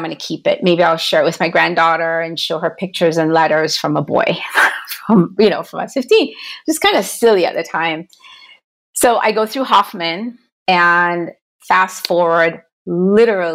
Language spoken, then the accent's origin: English; Jamaica; now in United States; I'm from Jamaica originally